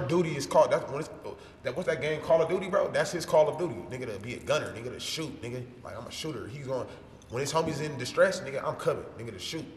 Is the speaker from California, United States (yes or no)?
yes; Los Angeles, California, United States; I'm from Los Angeles, California. Feel me? Gutter, slums, South Central, Los Angeles